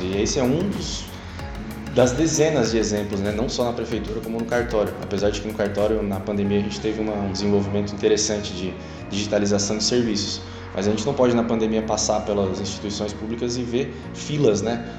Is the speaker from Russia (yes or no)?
no; Araranguá, Santa Catarina, Brazil; also born or lived in Florianópolis; Cresci em Araranguá, Morei por 10 anos em Florianópolis, mas nunca deixando essa cidade incrível